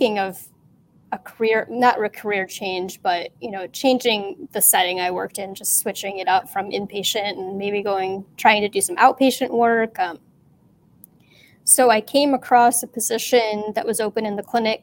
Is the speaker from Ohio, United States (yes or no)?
yes; Cleveland, Ohio, United States; I'm from the Cleveland area in Ohio. I've pretty much been here my whole life.